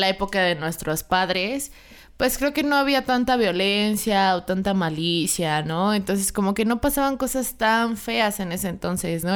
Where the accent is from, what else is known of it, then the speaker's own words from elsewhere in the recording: Mexico; los mexicanos hemos mejorado bastante